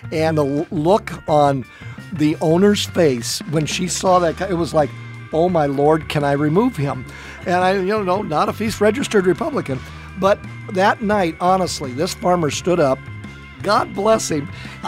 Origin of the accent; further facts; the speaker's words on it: Sugar Creek Township, Iowa, United States; I'm from Sugar Creek Township.